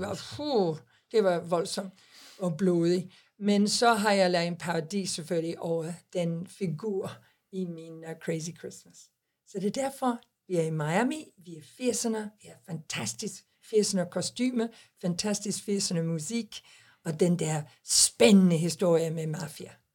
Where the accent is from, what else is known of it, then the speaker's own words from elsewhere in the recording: England, United Kingdom; Danish is a second language; now in Denmark; jeg er engelsk, jeg er i engelsk pas